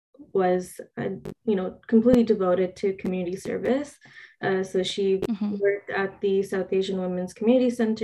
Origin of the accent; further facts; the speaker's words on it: Montreal, Quebec, Canada; I'm born in Montreal, Quebec, Sri Lankan Tamil. Obviously, I was born here in Canada, but my parents are from Sri Lanka